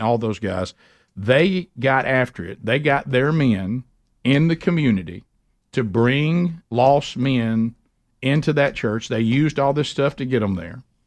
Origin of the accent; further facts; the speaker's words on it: Alabama, United States; I'm from Alabama